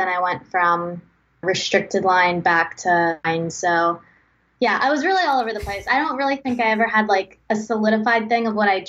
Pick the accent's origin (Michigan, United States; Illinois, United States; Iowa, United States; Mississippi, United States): Mississippi, United States; Long Beach; I'm from Long Beach, Mississippi. It's a pretty small town on the Mississippi Gulf Coast.